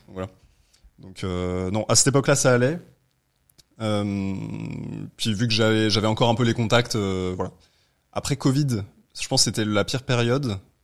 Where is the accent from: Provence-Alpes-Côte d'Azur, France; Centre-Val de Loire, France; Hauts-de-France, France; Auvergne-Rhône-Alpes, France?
Auvergne-Rhône-Alpes, France; Aix-les-Bains; moved away as an adult; now in Paris, France; je suis de Aix-les-Bains de mm. base